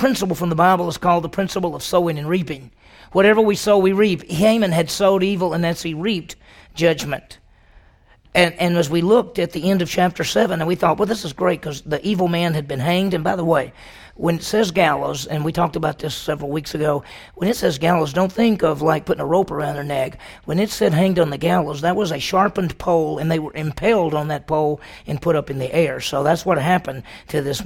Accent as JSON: {"language": "English", "region": "Mississippi", "country": "United States", "tie": "born or raised there", "also_born_or_lived": "Dallas, Texas", "moved": "yes", "lives_now": "Stillwater, United States", "said": "I grew up in Mississippi"}